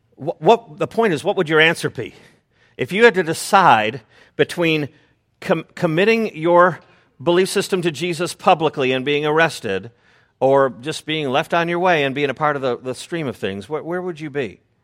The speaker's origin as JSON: {"language": "English", "town": "Chicago", "region": "Illinois", "country": "United States", "said": "I'm from Chicago"}